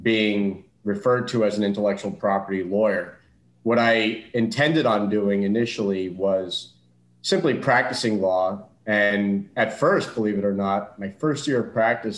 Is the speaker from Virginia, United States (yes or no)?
no; South Florida, United States; I was born and raised in South Florida